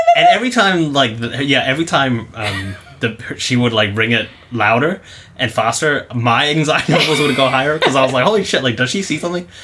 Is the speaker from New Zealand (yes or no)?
yes; New Zealand; now in Japan; we're from New Zealand